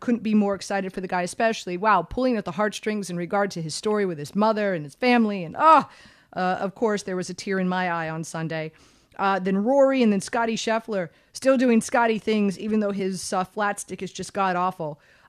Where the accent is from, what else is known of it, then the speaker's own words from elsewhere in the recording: Miami, Florida, United States; I'm born and raised in Miami